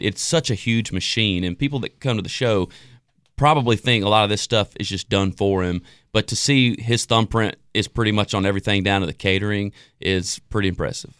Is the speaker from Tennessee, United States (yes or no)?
yes; Jackson, Tennessee, United States; my life growing up in Jackson, Tennessee.